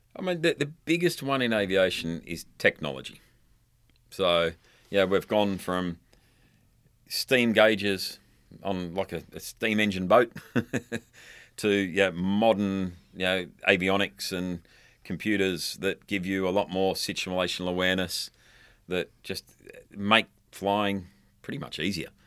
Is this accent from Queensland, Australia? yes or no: no; Darwin, Northern Territory, Australia; also born or lived in London; my hometown, uh, or in Darwin, the Northern Territory